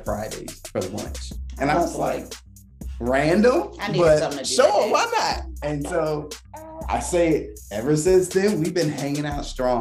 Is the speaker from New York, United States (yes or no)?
no; Virginia, United States; moved away as an adult; also born or lived in Oklahoma; We're originally from Virginia, so like East Coast all day